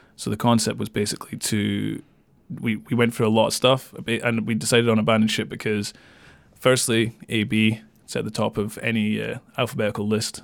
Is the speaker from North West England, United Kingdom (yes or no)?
no; Dundee, Scotland, United Kingdom; moved away as an adult; also born or lived in Kirkcaldy; I was born in Kirkcaldy. I moved to Dundee just before my first birthday, so I grew up in Dundee until I was eighteen and then moved away.